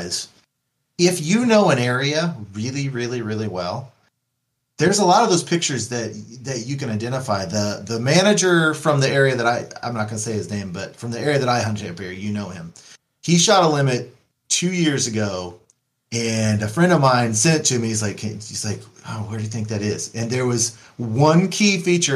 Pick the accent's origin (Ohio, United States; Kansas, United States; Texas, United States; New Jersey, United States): Kansas, United States; I'm from Kansas.